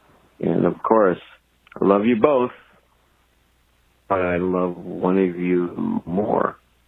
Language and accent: English; Joliet, Illinois, United States